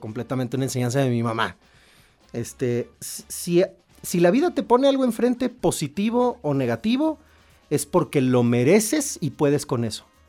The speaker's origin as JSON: {"language": "Spanish", "region": "Querétaro", "country": "Mexico", "tie": "born or raised there", "also_born_or_lived": "Hermosillo, Sonora / León, Guanajuato", "moved": "as an adult", "said": "soy sonorense, ¿no? Pero bueno, me crié en Querétaro"}